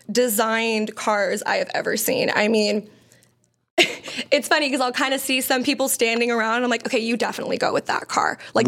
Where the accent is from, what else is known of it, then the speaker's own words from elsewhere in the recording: San Diego, California, United States; I grew up in San Diego, so I grew up in two different cultures